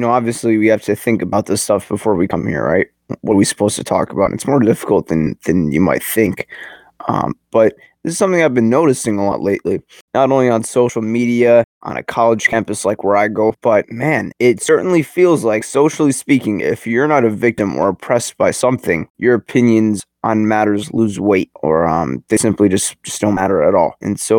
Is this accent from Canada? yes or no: no; Jersey City, New Jersey, United States; I'm from Jersey City, New Jersey.